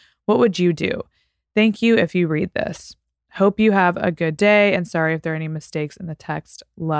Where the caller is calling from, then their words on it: Italy; Hi, Peyton. I'm a follower from Italy